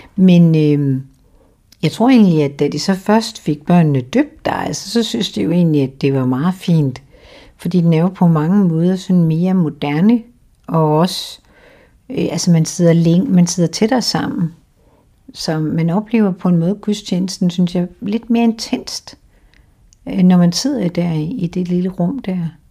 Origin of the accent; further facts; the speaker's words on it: Randers, Central Denmark Region, Denmark; moved away as an adult; also born or lived in Aarhus; now in Humlebæk, Denmark; jeg er født i, i noget, der hedder Dronningborg, som ligger lige uden for Randers